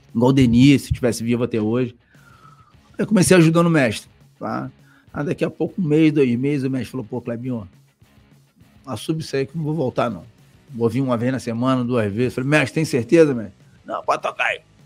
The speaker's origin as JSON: {"language": "Portuguese", "region": "Rio de Janeiro", "country": "Brazil", "tie": "born or raised there", "said": "Mesmo tendo sido criado em Bangu, que eu saí de Bangu, pô, nasci em Bangu, morei em Bangu, saí de Bangu com 10 anos, 8, 9 anos de idade."}